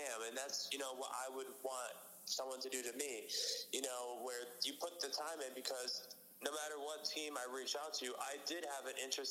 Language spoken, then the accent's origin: English; upstate New York, United States; moved away as an adult; also born or lived in Franklin, Massachusetts; now in Massachusetts, United States; I'm from upstate New York, and I go to school in Massachusetts.